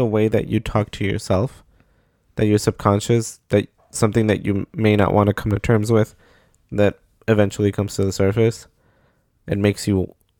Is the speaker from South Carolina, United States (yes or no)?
yes; South Carolina, United States; I'm from South Carolina, Southern Mexican, also a Nosavo kid too.